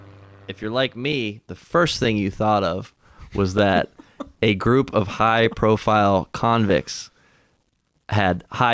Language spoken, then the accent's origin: English; Pittsburgh, Pennsylvania, United States